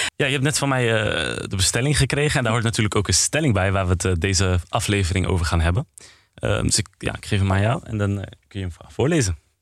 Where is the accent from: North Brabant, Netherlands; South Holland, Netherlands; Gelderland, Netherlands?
Gelderland, Netherlands; Apeldoorn; 21 jaar oud. Ik kom uit Apeldoorn